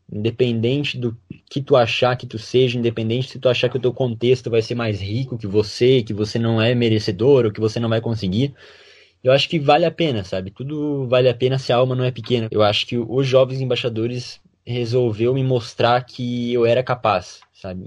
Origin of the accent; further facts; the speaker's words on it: Ipumirim, Santa Catarina, Brazil; eu sou de Pumirim e o cursinho era em Concórdia